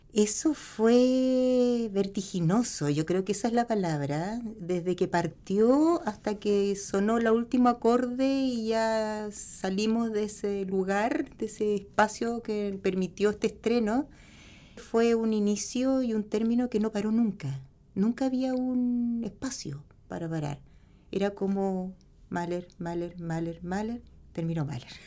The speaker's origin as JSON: {"language": "Spanish", "town": "Punta Arenas", "region": "Magallanes and Chilean Antarctica", "country": "Chile", "tie": "born or raised there"}